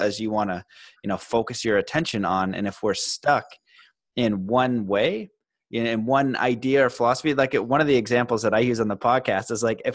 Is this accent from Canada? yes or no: yes; Canada; I'm Canadian.